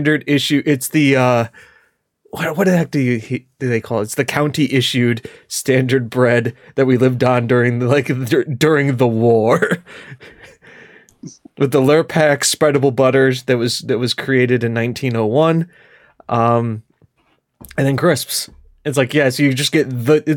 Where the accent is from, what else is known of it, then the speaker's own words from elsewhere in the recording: United States; I'm an American